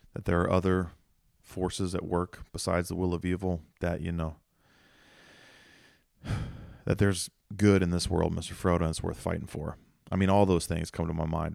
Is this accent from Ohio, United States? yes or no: yes; Mount Vernon, Ohio, United States; I'm from Ohio, you know, we don't really film movies in Mount Vernon where I'm from